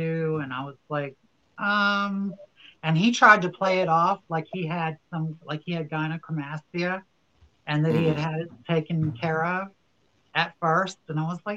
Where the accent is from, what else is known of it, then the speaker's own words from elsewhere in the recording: New Orleans, Louisiana, United States; now in Los Angeles, United States; I'm from New Orleans, Louisiana, and I am a stand-up comedian in the greater Los Angeles area